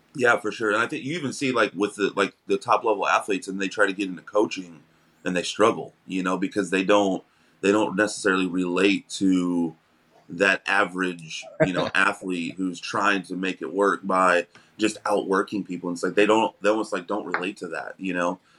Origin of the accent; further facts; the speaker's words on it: Missouri, United States; moved away as an adult; now in Florida, United States; we're originally from Missouri, but we moved down here um in 2020